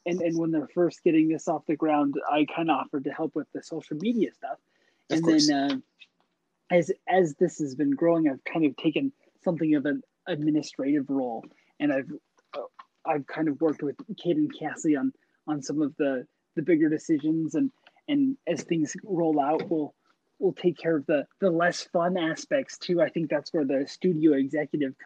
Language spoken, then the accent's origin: English; Eastern Idaho, United States; also born or lived in Boise, Idaho; Born and raised in Idaho. I was raised in Eastern Idaho, and we're living in central West Idaho right now in the Boise area.